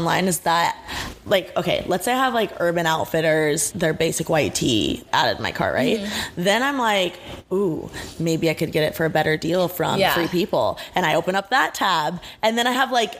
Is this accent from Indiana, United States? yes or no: yes; Indiana, United States; now in Los Angeles, United States; In Indiana, I'm from Indiana